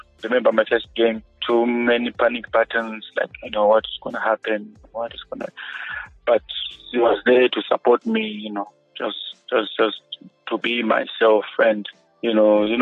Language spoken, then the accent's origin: English; Gweru, Midlands, Zimbabwe; also born or lived in Bulawayo; I grew up in Ngweru